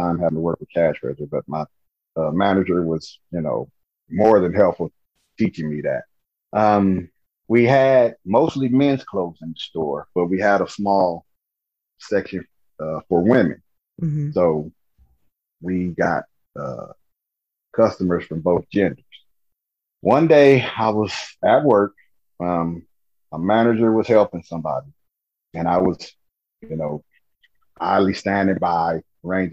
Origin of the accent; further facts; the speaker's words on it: Nebraska, United States; I'm from Nebraska